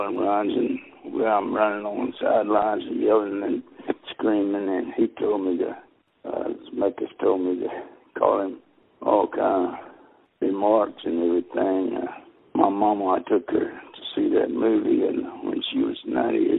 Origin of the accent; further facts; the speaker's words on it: the South, United States; I'm born and raised in the South